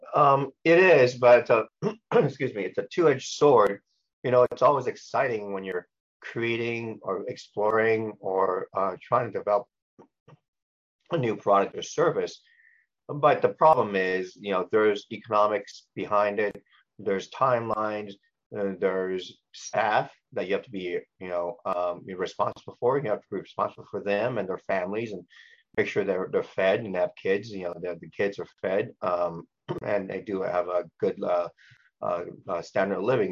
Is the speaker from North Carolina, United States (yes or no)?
no; Los Angeles, California, United States; born or raised there; also born or lived in Hong Kong